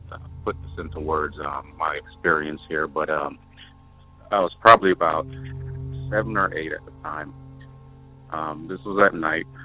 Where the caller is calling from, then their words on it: Wyoming, United States; This is …. I'm calling from Wyoming.